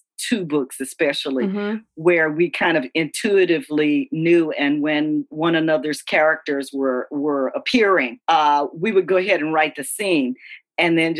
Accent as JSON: {"language": "English", "region": "Louisiana", "country": "United States", "said": "I'm from Louisiana."}